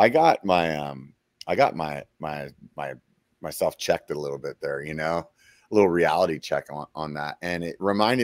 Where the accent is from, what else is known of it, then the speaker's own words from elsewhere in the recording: Pennsylvania, United States; moved away; I went home to Pennsylvania